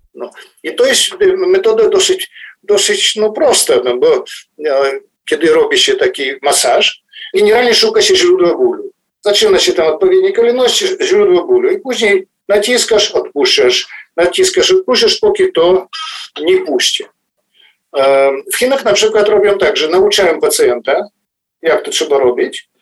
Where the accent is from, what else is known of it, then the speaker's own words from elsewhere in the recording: Cherkasy, Cherkasy Oblast, Ukraine; moved away as an adult; also born or lived in Drohobych, Ukraine / Kyiv, Ukraine; now in Warsaw, Poland; później dorastałem w Czerkasach, później studiowałem w Kijowie